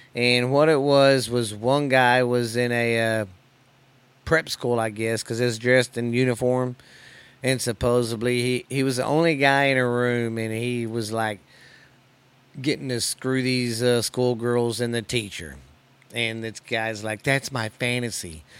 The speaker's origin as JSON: {"language": "English", "country": "United States"}